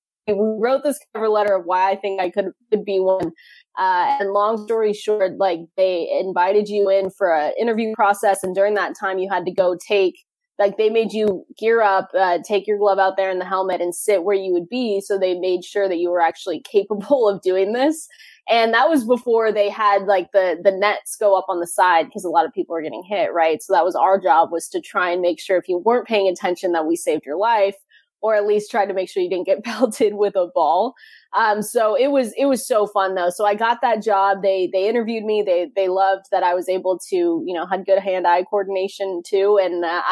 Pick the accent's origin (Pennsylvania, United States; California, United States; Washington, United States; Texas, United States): Washington, United States; Seattle; I'm from Seattle. Just 15 minutes outside downtown and on the South End